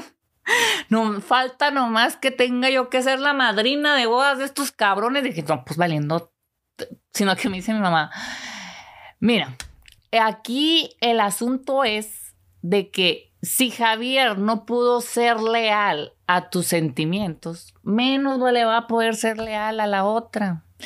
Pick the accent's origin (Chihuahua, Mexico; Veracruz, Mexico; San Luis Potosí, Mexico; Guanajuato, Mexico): Chihuahua, Mexico; Delicias; also born or lived in La Cruz; ese pueblito está como a una hora de Ciudad Delicias, de donde soy originaria